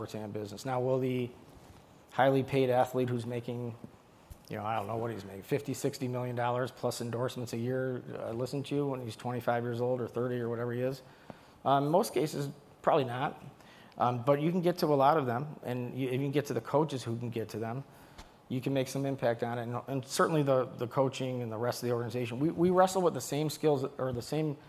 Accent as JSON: {"language": "English", "town": "Detroit", "region": "Michigan", "country": "United States", "said": "I'm from Detroit"}